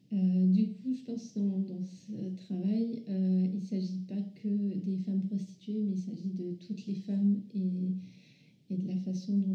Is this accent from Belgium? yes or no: no; Paris region, Île-de-France, France; dans la région parisienne où je suis née